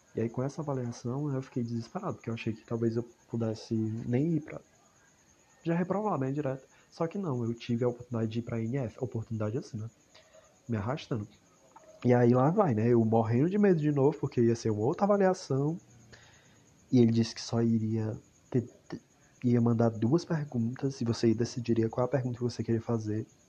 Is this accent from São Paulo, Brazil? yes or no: no; Palhano, Ceará, Brazil; eu sou de Palhano, Palhano, Ceará